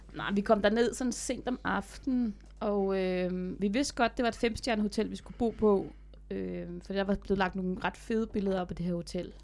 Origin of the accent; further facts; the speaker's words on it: Denmark; jeg er den første dansker, der har landet faldskærm i pyramiderne